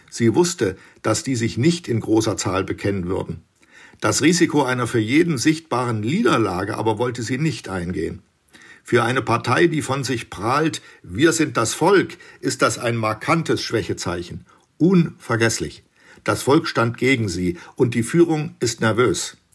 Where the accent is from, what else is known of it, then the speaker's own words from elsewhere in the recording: Bavaria, Germany; Ist was für Rheinländer, ich komme aus Bayern.